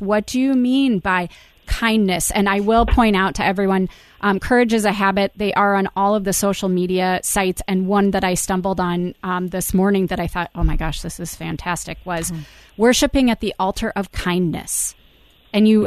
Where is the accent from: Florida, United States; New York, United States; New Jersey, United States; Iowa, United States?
Iowa, United States; my home state of Iowa